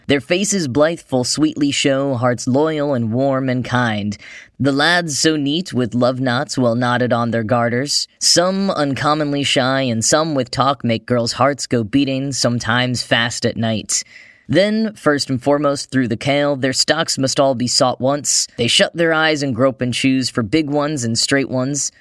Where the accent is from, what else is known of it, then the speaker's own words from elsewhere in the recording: United States; accent: American; my boring American accent